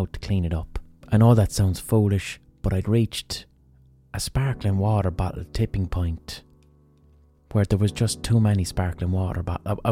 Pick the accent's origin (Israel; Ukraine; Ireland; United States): Ireland; as an Irish person